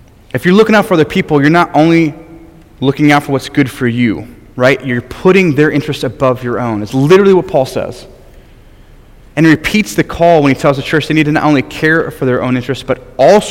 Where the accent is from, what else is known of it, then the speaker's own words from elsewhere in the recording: Michigan, United States; moved away as an adult; I'm from Michigan, my home state, greatest state in the Union.